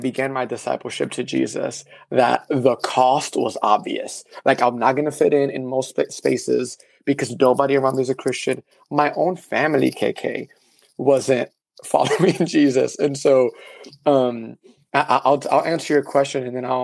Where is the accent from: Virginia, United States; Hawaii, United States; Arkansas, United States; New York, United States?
New York, United States; New York City; first language Spanish; English is a second language; moved away as an adult; now in Texas, United States; the way I grew up in the Heights.